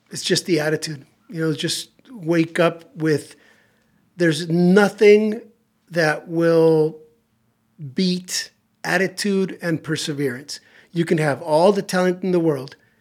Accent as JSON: {"language": "English", "town": "Tijuana", "region": "Baja California", "country": "Mexico", "tie": "born or raised there", "also_born_or_lived": "San Diego", "said": "I grew up in Tijuana"}